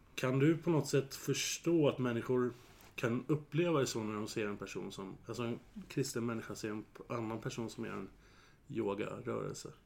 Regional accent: Södertälje, Stockholm County, Sweden; Jag är ju född och uppvuxen i Södertälje

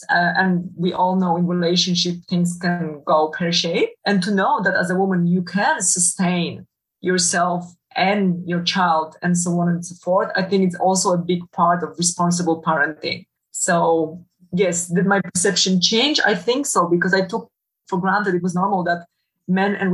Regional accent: Poland; English is a second language; now in Netherlands; So that's how I was brought up back in Poland.

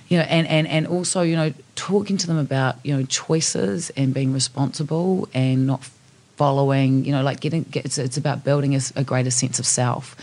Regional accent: New Zealand; I come from New Zealand. I'm a Kiwi.

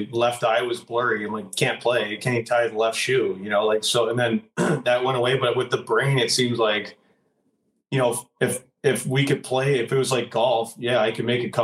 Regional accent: Canada; I grew up in Lloyd

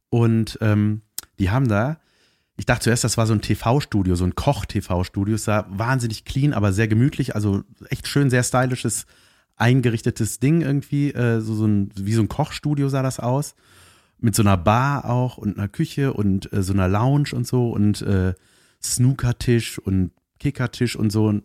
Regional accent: Cologne, North Rhine-Westphalia, Germany; ich, bin, ich bin aus Köln, ich bin mit dem Auto gefahren

